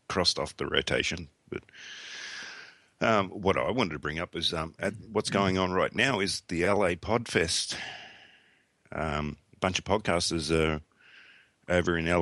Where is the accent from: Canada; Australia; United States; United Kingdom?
Australia; Sydney, New South Wales; I was born in Canterbury Hospital